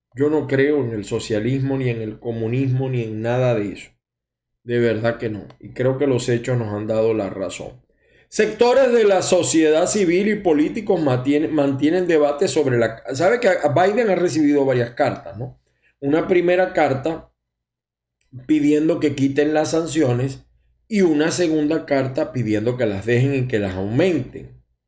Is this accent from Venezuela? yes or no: yes; Maracay, Aragua, Venezuela; also born or lived in Zulia; now in United States; yo soy de Maracay también, aunque tengo muchos años en el Zulia